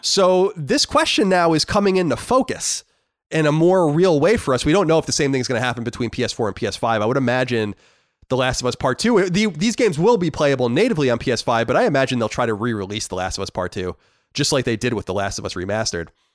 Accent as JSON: {"language": "English", "country": "United States", "said": "I'm an American."}